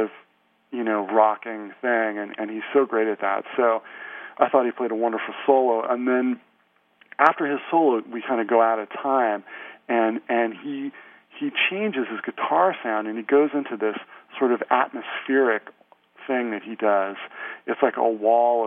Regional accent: Santa Cruz, California, United States; moved away as an adult; I grew up in Santa Cruz, California

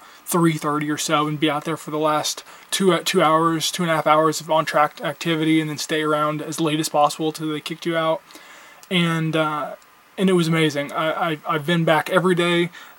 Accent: Central Indiana, United States; Growing up in Central Indiana and living just 15 minutes

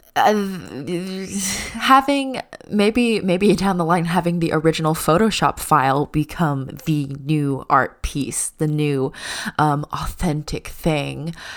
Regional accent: United States; even though I'm Chinese American, I was born here

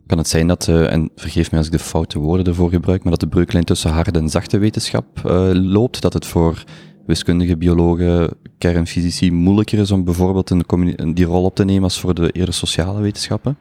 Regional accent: Limburg, Flanders, Belgium; voor een verre Limburger zoals ik

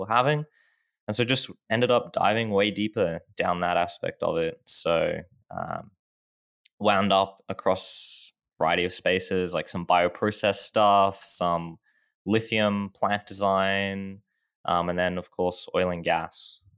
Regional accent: Australia; I guess always been in Australia

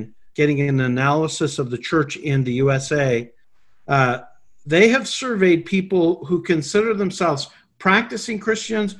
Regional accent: Calgary, Alberta, Canada; now in United States; I grew up in Canada

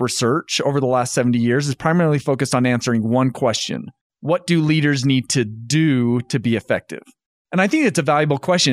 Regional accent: North Ogden, Utah, United States; moved away as an adult; also born or lived in Indiana; So I grew up in North Ogden, Utah

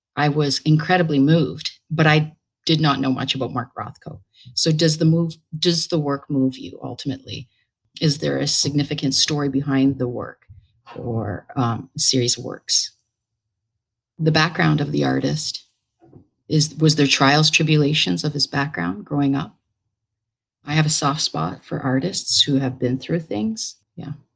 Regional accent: Brantford, Ontario, Canada; moved away as an adult; also born or lived in Hamilton, Canada / Manchester, England; now in New York, United States; I grew up in Brantford, Ontario. It's a little town in Ontario, Canada

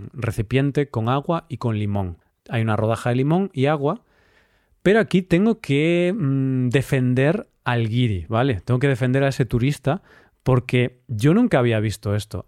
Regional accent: Spain; moved away as an adult; now in Cyprus; yo soy de España

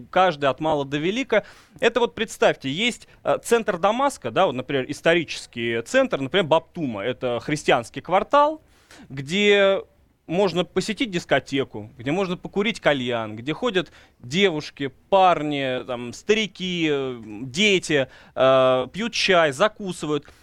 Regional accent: Russia; Ну, по мне не видно, что я из России.

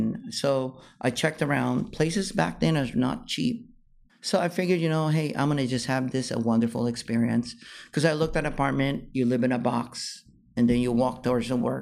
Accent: California, United States; And then they like it because I was from California.

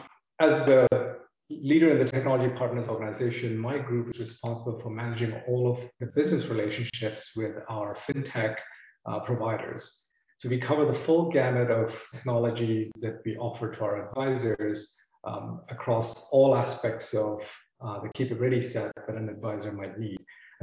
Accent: New Jersey, United States; now in Charlotte, United States; I'm calling from sunny Charlotte, North Carolina.

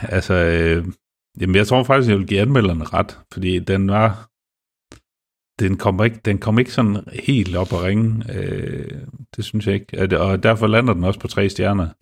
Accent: Denmark; jeg er jo også dansker

